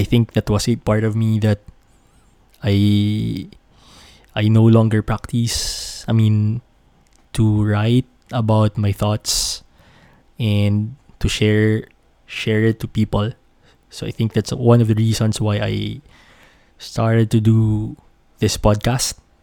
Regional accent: Bacolod, Negros Island Region, Philippines; moved away as an adult; I was born and raised in Bacolod

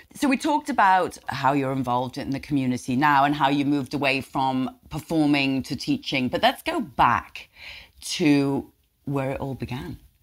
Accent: England, United Kingdom; now in Nyack, United States; for me being a Brit, I mean, I had a Woolworths in England that I grew up with.

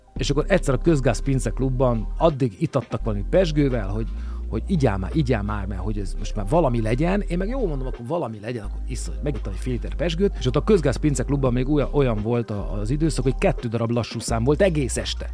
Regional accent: Budapest, Hungary; én belvárosi gyerek voltam, tehát a parlament tövében nőttem föl.

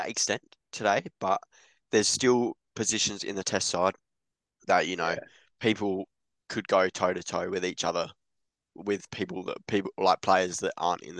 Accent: England, United Kingdom; I'm English as well

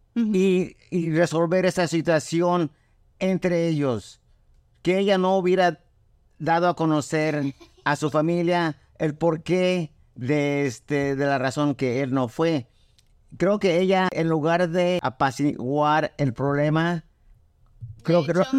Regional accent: Cuernavaca, Morelos, Mexico; moved away as an adult; now in United States; de chiquito, a los dos años, mi, mi, papá nos llevó a la ciudad que es Cuernavaca, Morelos. Ahí crecí hasta los 23 años

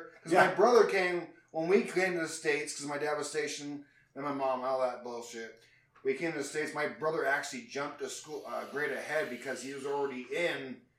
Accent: England, United Kingdom; you know that I am English, right?

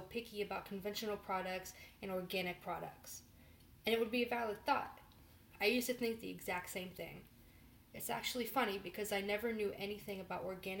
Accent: West Virginia, United States; moved away as an adult; also born or lived in Morgantown, West Virginia; now in Chicago, United States; I grew up on a farm that was located in West Virginia

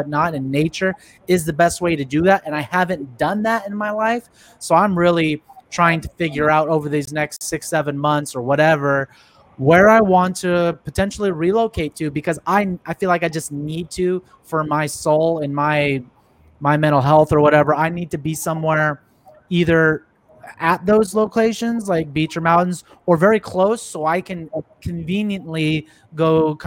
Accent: San Jose, California, United States; moved away as an adult; now in Texas, United States; I'm from the Bay Area, San Jose, Silicon Valley

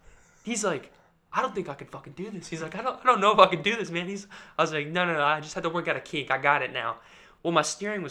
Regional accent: United States; I'm American

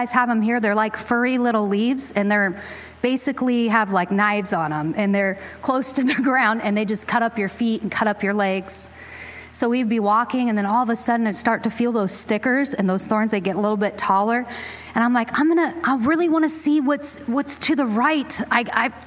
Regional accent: Pacific Northwest, United States; growing up in the Great Northwest, I grew up in the 90s

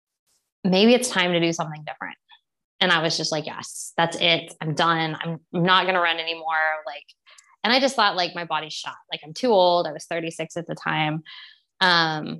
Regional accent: Texas, United States; I grew up in Texas, we ate meat growing up

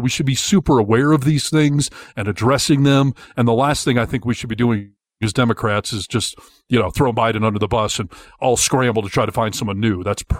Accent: Michigan, United States; moved away; I grew up in Michigan

